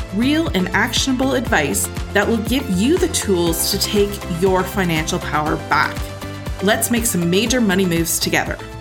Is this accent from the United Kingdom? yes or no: no; Canada; I'm a Canadian